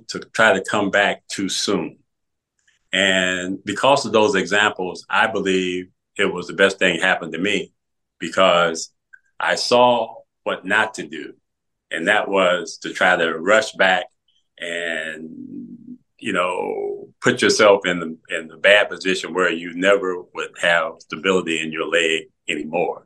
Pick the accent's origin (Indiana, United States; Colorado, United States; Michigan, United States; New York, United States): Michigan, United States; Pontiac; in my hometown in Pontiac.